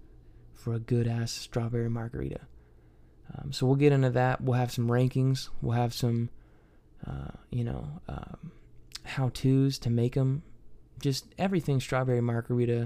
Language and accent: English; Troy, Ohio, United States; moved away as an adult; also born or lived in Kentucky; I'm from Troy, Ohio